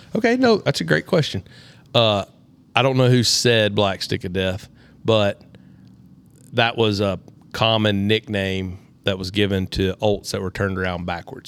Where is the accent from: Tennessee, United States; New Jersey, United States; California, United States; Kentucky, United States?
Tennessee, United States; I was from Tennessee